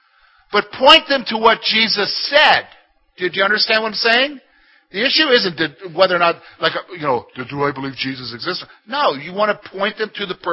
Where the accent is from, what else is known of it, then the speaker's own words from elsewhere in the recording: South Carolina, United States; also born or lived in Columbia, South Carolina; now in Clearfield County, Pennsylvania, United States; I come from South Carolina.